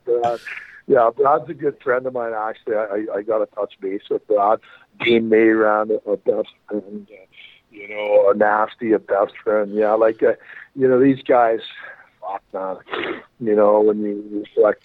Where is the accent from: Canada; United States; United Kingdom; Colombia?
Canada; Brooks, Alberta; I'm from Brooks, Alberta, which is fucking 30 minutes up the road from Medicine Hat